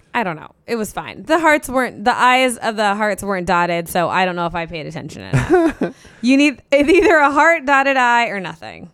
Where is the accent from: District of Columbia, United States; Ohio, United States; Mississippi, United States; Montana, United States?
Ohio, United States; Cincinnati; I grew up in Cincinnati